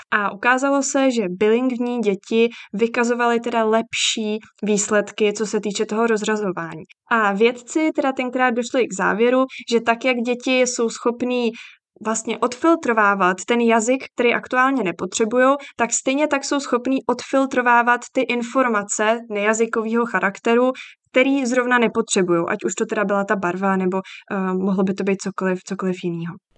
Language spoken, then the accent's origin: Czech; Czechia; u nás v Čechách